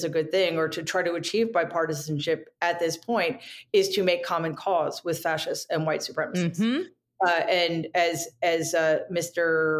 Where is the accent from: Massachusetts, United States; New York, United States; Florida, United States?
New York, United States; as a New Yorker